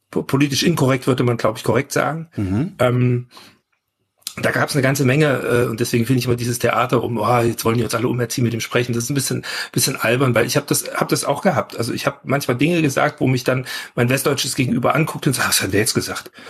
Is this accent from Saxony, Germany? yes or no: yes; Saxony, Germany; Und, und ich bin halt in Sachsen groß geworden. Wir haben noch das Hufeisen gelernt.